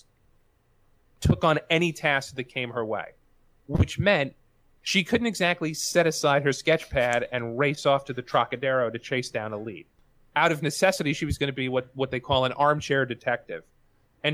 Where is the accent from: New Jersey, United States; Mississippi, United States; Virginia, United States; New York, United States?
New York, United States; New York City; we're both from Queens. And I'm actually from Astoria, or the neighborhood adjacent to Astoria